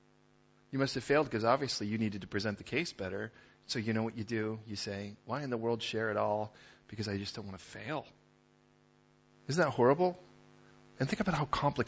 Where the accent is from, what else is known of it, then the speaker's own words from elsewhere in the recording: Chicago, Illinois, United States; growing up in Chicago